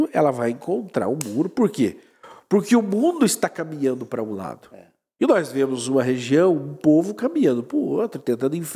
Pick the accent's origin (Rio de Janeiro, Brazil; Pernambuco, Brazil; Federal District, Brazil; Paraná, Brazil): Paraná, Brazil; o paranaense, eu sou paranaense, eu tomo chimarrão, eu ouço música gaúcha